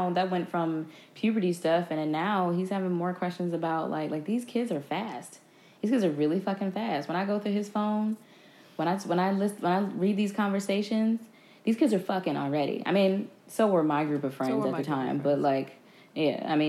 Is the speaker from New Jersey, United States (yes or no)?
yes; New Jersey, United States; I'm from North Jersey